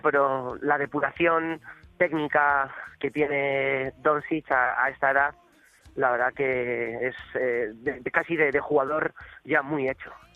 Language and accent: Spanish; Castile, Spain; yo por ejemplo soy castellano todavía más